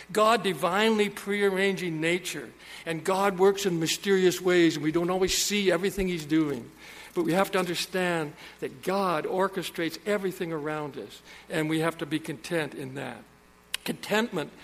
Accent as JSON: {"language": "English", "region": "Saskatchewan", "country": "Canada", "tie": "born or raised there", "said": "I was born in Saskatchewan."}